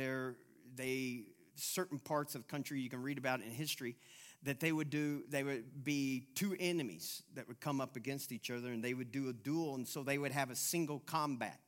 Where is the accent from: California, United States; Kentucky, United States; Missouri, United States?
Kentucky, United States; Louisville; I'm from Louisville, Kentucky.